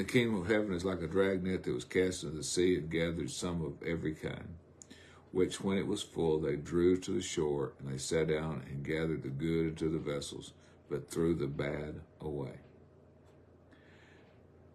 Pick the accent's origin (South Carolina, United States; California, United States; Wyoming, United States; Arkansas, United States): Arkansas, United States; South; I'm from South Arkansas